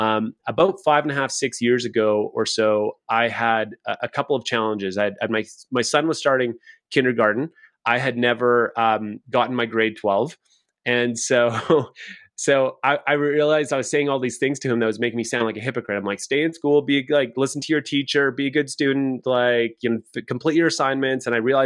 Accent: Saskatchewan, Canada; now in Calgary, Canada; I live in Calgary, Alberta, Canada. I came from Saskatchewan. This is as far as I've made it, just one province over.

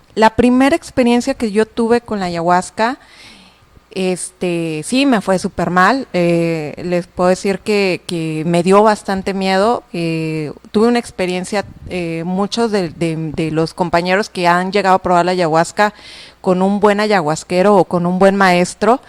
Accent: Guadalajara, Jalisco, Mexico; soy de Guadalajara, me tocaban las clínicas en Guadalajara

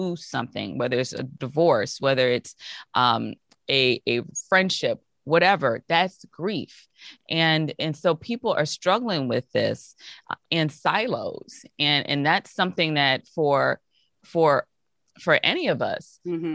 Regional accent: Hazel Crest, Illinois, United States; also born or lived in Iowa City, Iowa / Chicago, Illinois; I was born in Hazelcrest, Illinois. It's a south suburb outside of Chicago

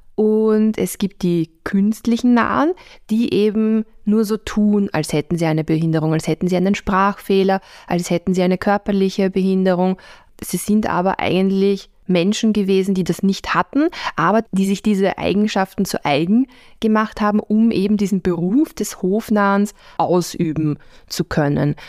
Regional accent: Vienna, Austria; als Wiener

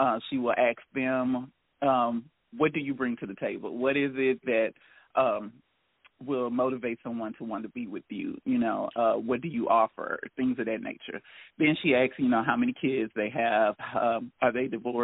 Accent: Houston, Texas, United States; also born or lived in Lafayette, Louisiana; I am in Houston, Texas. I am originally from Lafayette, Louisiana. I've been in Houston, Texas the majority of my life.

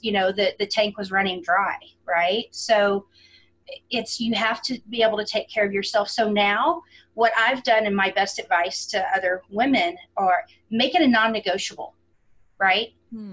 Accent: Houston, Texas, United States; now in Colorado Springs, United States; I'm originally from the Houston area

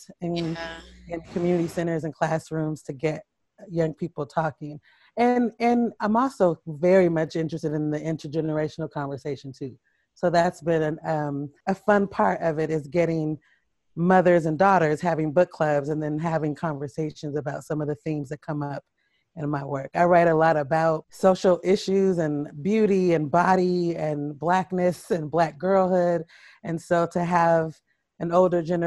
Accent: Portland, Oregon, United States; moved away as an adult; also born or lived in Harlem, New York; now in New York City, United States; I grew up in Portland, Oregon. I live in Harlem, New York

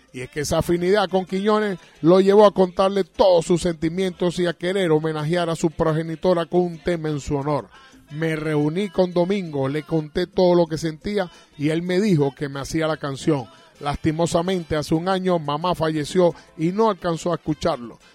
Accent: Caracas, Capital District, Venezuela; now in Margarita Island, Venezuela; nacimos en la maternidad Concepción Palacio

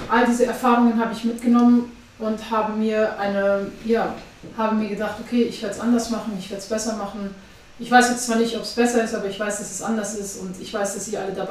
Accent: Afghanistan; now in Germany; ich bin ähm, 29 Jahre alt, ich komme eigentlich aus Afghanistan.

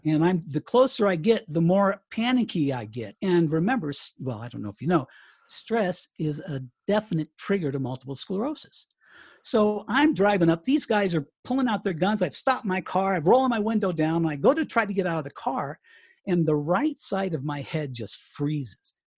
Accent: Colorado, United States; moved away as an adult; also born or lived in Miami; to Colorado, my hometown

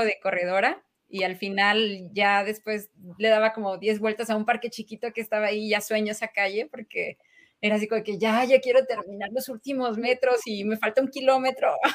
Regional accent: Mexico; como buen mexicano

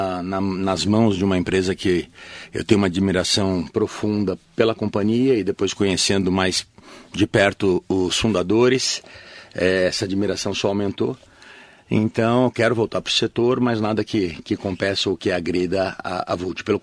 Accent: Mogi das Cruzes, São Paulo, Brazil; É, na verdade, eu não nasci em Mogi, mas eu me considero mogiano de coração porque eu vim para cá com sete meses, né? Bebê. Então, nasci São, é, em São Paulo

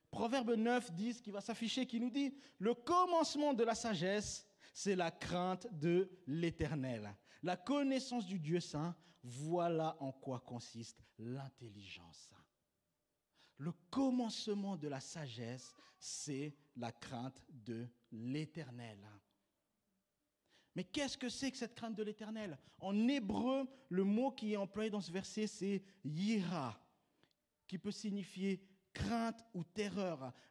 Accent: Switzerland; Donc, euh, tu vois, je suis suisse, euh, les banques, je connais.

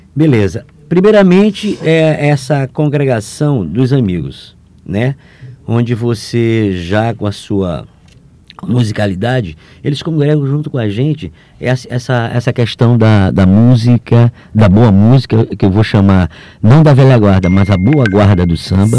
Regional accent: São Luís, Maranhão, Brazil; eu nasci no centro, ali na Rua de Nazaré

